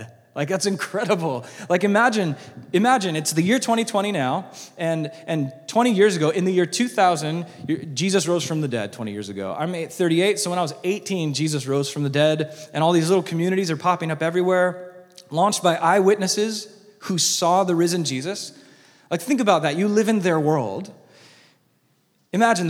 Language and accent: English; United States; As American Christians